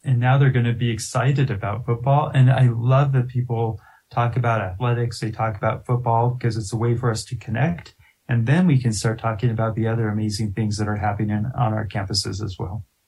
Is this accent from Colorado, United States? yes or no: yes; Littleton, Colorado, United States; I'm a I'm a lifelong Coloradan. I was born and raised here. I'm from Littleton.